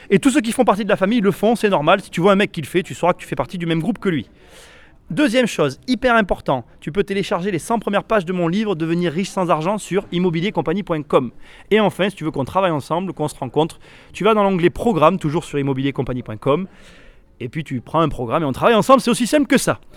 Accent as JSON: {"language": "French", "region": "northern France", "country": "France", "said": "Moi, je pense que ça s'entend un petit peu à mon accent. Euh, on est du nord de la France, en fait."}